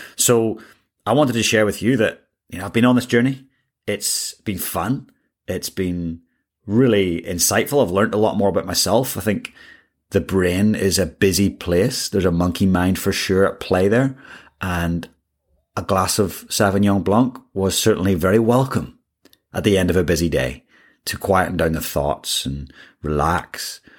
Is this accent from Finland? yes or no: no; Ireland; moved away; I grew up in Ireland